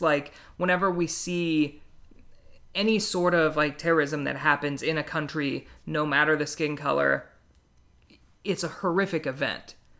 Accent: Midwest, United States; I grew up in the Midwest

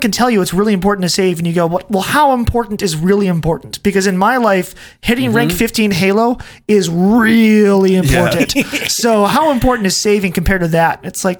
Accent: Ohio, United States; The house that we grew up in Ohio was built by our great grandfather.

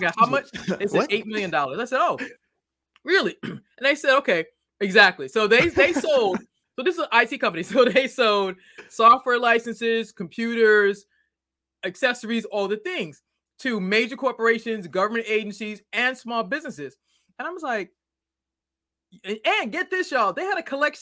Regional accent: Boston, Massachusetts, United States; now in Maryland, United States

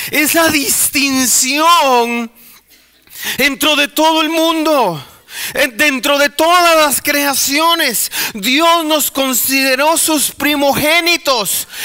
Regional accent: El Salvador; nosotros somos los de las pupusas. Nosotros somos los de la cumbia. O sea, ese uh, es, yo soy salvadoreño.

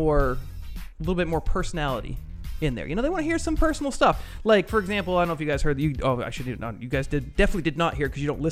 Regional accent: East Coast, United States; now in Indianapolis, United States; I grew up on the East Coast, obviously, and I loved it.

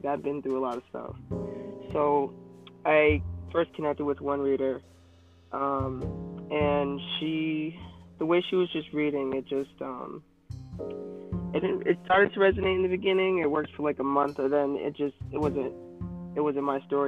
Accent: Boston, Massachusetts, United States; accent: thick Boston; I'm from Boston, Massachusetts. So if my accent comes out, you're going to have to bear with me. It just comes out. It's pretty thick

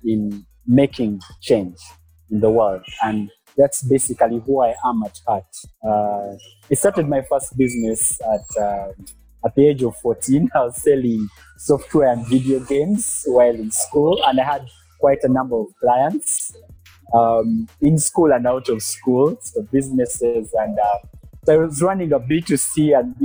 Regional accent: Kampala, Central Region, Uganda; also born or lived in Western Uganda; I am based in Kampala, born and raised in Kampala, but I'm from the western part of Uganda

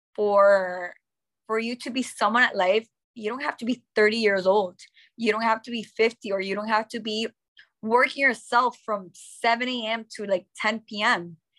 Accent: Nicaragua; first language English; also born or lived in United States; I've been my whole life here in Nicaragua in an American school

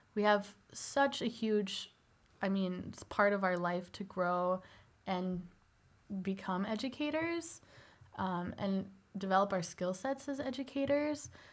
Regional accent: Northbrook, Illinois, United States; Originally, I'm from Northbrook, Illinois

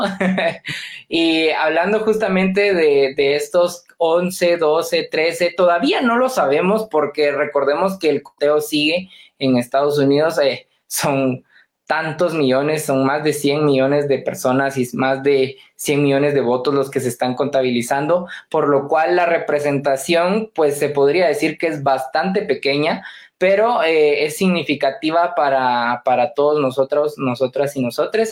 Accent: Guatemala; nosotros los guatemaltecos

